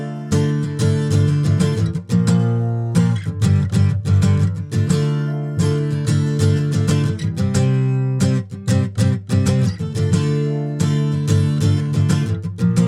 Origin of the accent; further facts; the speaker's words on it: Greenwood, Indiana, United States; I'm from Greenwood, far away land called Greenwood